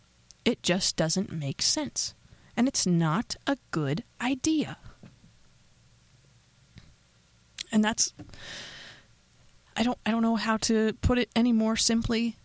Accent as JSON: {"language": "English", "region": "Pennsylvania", "country": "United States", "said": "I know I'm from Pennsylvania"}